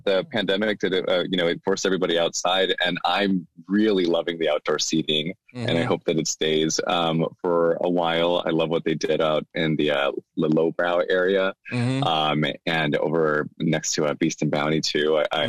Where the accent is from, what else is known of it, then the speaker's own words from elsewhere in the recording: Escondido, California, United States; moved away as an adult; also born or lived in Mexico; now in Sacramento, United States; So I was actually born in Mexico. And my parents brought me to the States when I was about three. And so I grew up in San Diego. At least that's what I tell people who don't know very much about San Diego, because I actually grew up in Escondido, which is North San Diego County.